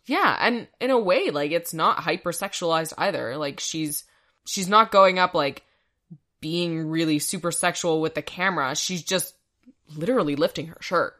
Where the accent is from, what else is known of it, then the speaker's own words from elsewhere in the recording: Canada; we're Canadian